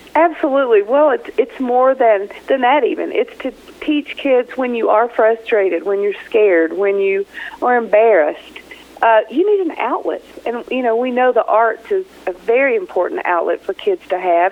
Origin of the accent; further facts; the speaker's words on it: Kentucky, United States; moved away as an adult; now in Taos, United States; I'm from Kentucky